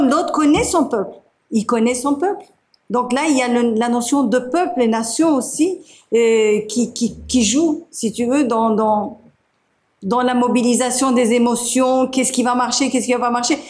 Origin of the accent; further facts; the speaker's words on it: Turkey; moved away; Je suis de Turquie